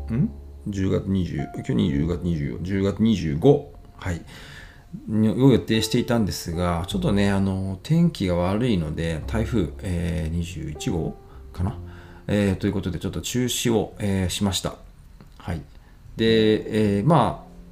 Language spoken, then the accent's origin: Japanese; Ibaraki, Japan; now in Tsukuba, Japan; 茨城県出身なんですけれども